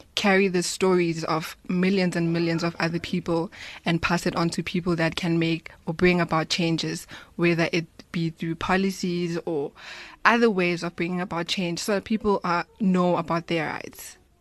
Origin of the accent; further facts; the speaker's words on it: Soweto, Gauteng, South Africa; I grew up in Soweto